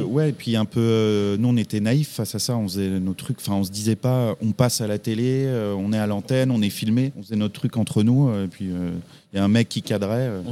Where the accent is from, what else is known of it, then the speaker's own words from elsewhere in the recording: Champigny-sur-Marne, Île-de-France, France; also born or lived in Brou-sur-Chantereine / Paris; j'ai grandi euh, plus proche de Paris, en petite ceinture, comme on dit, à Champigny-sur-Marne dans le 94, où j'ai passé 25 années de ma vie